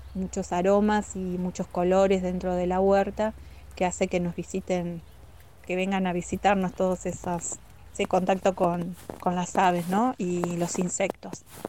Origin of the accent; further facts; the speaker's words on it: General Roca, Río Negro, Argentina; moved away as an adult; now in Zapala, Argentina; Yo soy de Roca